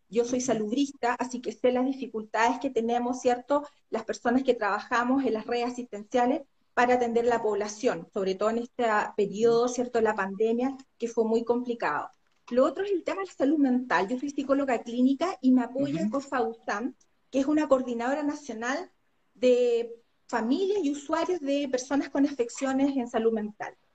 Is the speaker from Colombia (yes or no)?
no; Santiago, Santiago Metropolitan Region, Chile; moved away as an adult; now in Aysén Region, Chile; Yo llegué en el año 2010 a la región de Aysén soy nacida y criada en Santiago